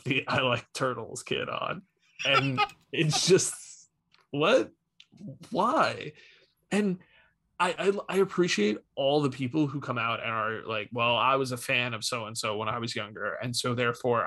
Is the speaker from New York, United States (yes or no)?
yes; New York, United States; being a New Yorker